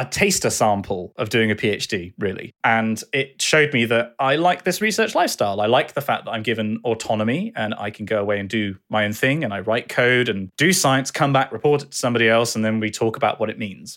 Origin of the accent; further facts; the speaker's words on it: Bath, South West England, United Kingdom; also born or lived in Dartmouth; I moved back to quite close to my childhood home in Bath.